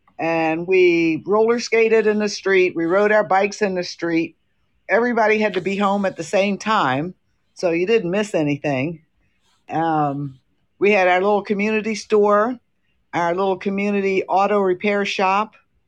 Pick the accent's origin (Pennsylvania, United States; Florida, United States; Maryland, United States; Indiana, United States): Maryland, United States; Rockville; moved away; growing up in Lincoln Park